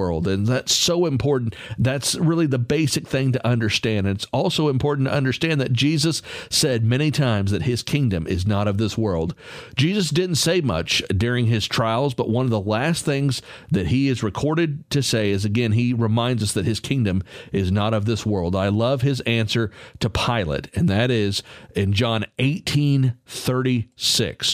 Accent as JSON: {"language": "English", "region": "Texas", "country": "United States", "said": "I'm from Texas"}